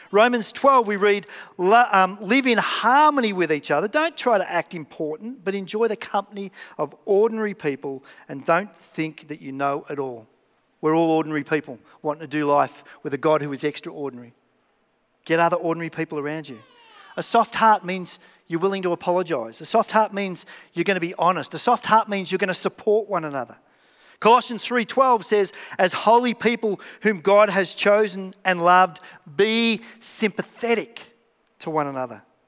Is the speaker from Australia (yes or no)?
yes; Melbourne, Victoria, Australia; I'm from Melbourne.